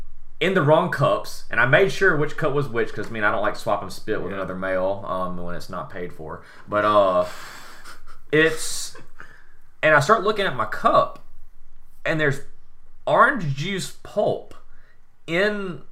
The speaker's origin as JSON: {"language": "English", "region": "the South", "country": "United States", "accent": "southern", "said": "my southern accent is not that bad."}